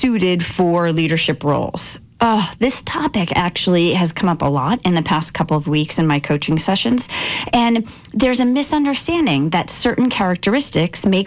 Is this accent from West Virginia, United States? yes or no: no; outside Boston, Massachusetts, United States; growing up outside Boston